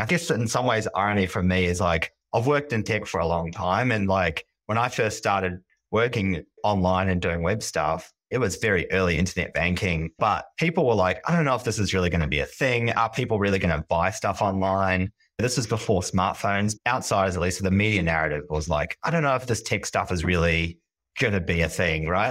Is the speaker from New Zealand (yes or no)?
yes; New Zealand; moved away as an adult; now in Sydney, Australia; I am a Kiwi. I grew up in New Zealand and moved to Sydney in my very early twenties.